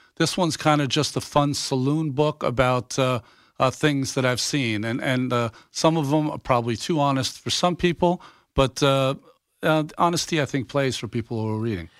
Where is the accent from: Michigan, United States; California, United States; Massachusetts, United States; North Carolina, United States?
Massachusetts, United States; I'm a kid from Massachusetts and I'm fifty-seven years old